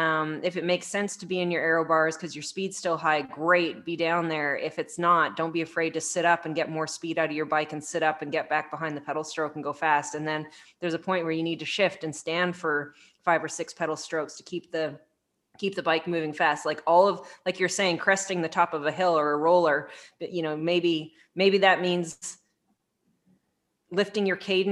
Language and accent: English; Canada; Ooh, but I'm from Canada.